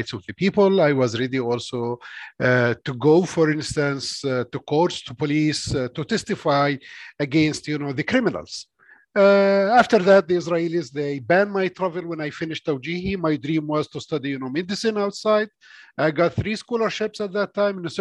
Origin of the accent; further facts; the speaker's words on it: Sa'ir, West Bank, Palestine; I born and grew up in Sa'ir. It's a village or a town near Hebron in southern side of West Bank.